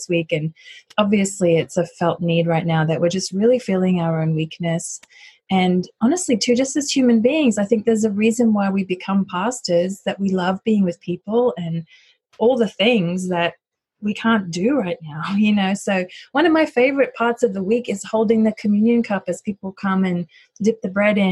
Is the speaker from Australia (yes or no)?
yes; Australia; also born or lived in United States / United Kingdom; now in Cincinnati, United States; So I'm originally from Australia, but I've lived in the US and the UK for some time